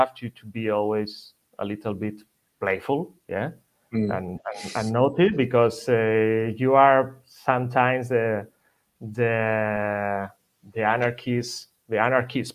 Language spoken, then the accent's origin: English; Madrid, Community of Madrid, Spain; English is a second language; also born or lived in Ibiza / Germany; my family are from Ibiza. I'm from Madrid. I'm original from Madrid.